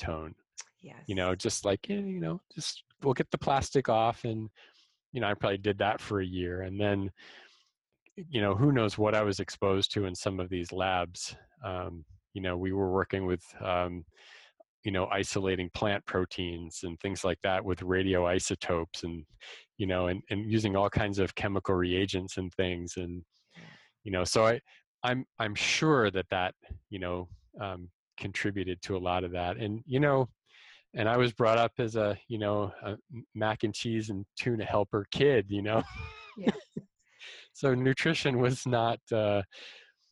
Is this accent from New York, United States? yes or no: yes; outside of New York City, United States; I grew up outside of New York City